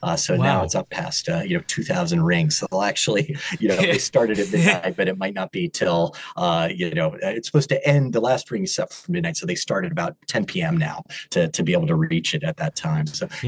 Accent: California, United States; now in New York area, United States; Even though I'm from California originally, I'm on in the New York area now, so we get very cold winters

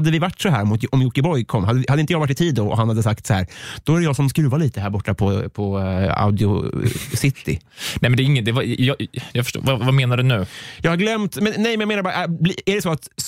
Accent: Sweden; Som svensk charterturist heter det Samsonite och inget annat.

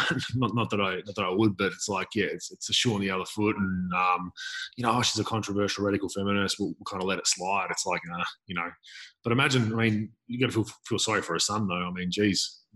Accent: Melbourne, Victoria, Australia; I'm from Melbourne, Victoria

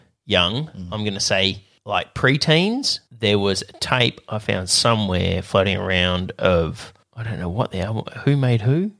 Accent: Australia; As an Australian

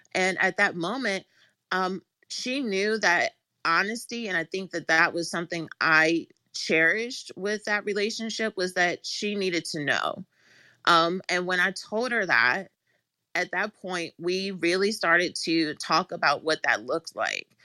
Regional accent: Washington, District of Columbia, United States; I actually am born and raised in Washington, D C, like, actually in D C, um, by Howard University, so I am a true Washingtonian.

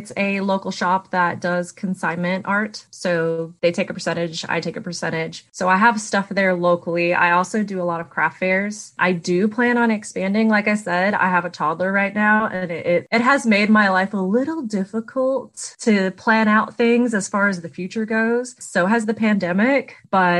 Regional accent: McAllen, Texas, United States; now in Knoxville, United States; owner and artist and maker of Blanket Fort Studios. I'm from McAllen, Texas, but I currently live in Knoxville, Tennessee, and it's where I plan to stay.

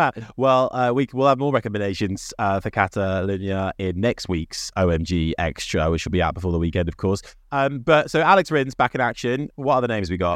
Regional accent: United Kingdom; We're British

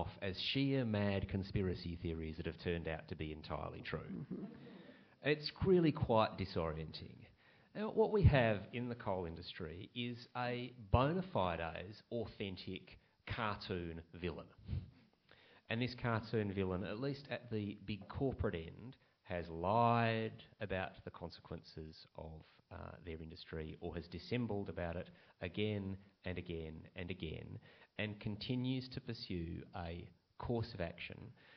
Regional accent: Western Australia, Australia; my home state of Western Australia

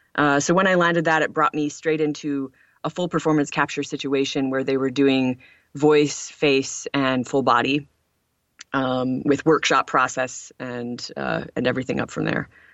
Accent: Lawrence, Michigan, United States; I grew up in the United States in a rural town in Upper Michigan called Lawrence

